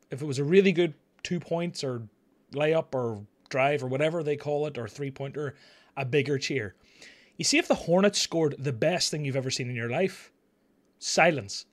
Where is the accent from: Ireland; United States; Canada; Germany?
Ireland